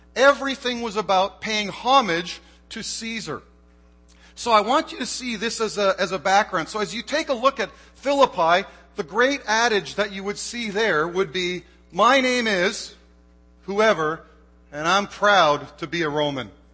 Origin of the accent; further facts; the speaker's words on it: Canada; moved away as an adult; now in United States; I am Canadian